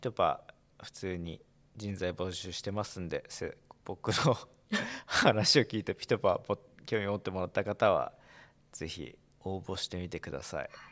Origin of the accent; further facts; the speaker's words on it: Iwate, Japan; moved away; 地元岩手なんで